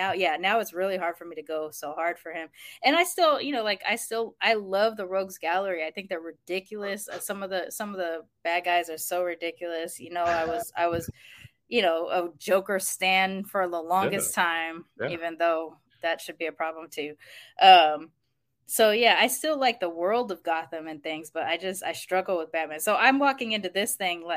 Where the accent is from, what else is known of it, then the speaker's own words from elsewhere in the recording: Long Beach, California, United States; I grew up in Long Beach